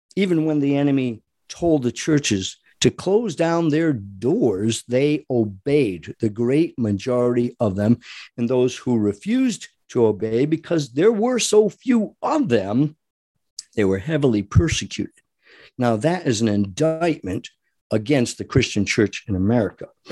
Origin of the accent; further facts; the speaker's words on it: Rhode Island, United States; I grew up in Rhode Island